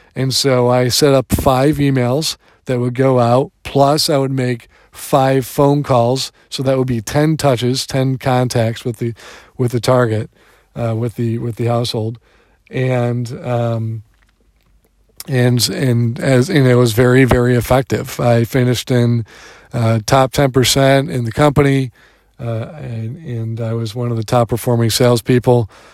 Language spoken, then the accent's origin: English; Detroit, Michigan, United States; moved away; I am a Detroiter